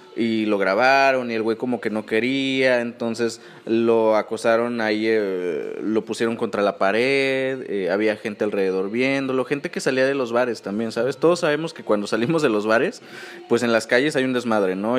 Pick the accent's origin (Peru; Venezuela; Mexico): Mexico; uno como mexicano sí tiene